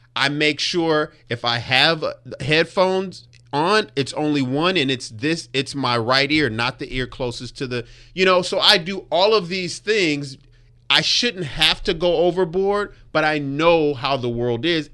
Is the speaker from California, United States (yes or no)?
yes; Compton, California, United States; I grew up in Compton.